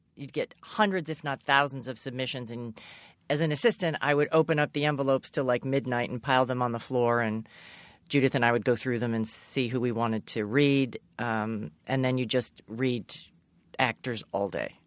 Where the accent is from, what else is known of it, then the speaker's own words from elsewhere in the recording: Massachusetts, United States; I grew up in Massachusetts.